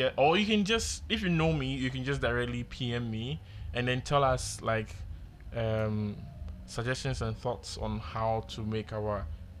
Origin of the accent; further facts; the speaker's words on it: Canada; I'm a Canadian.